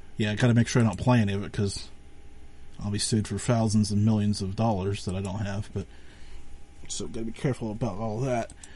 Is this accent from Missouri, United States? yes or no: no; Western Pennsylvania, United States; because I'm from Western Pennsylvania